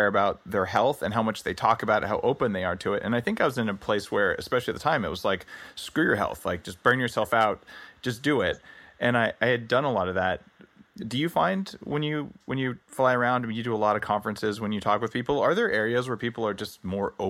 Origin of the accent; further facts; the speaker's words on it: California, United States; because I come from Silicon Valley, where like the culture's Silicon Valley-ish and you're very entrepreneurial but very tech-focused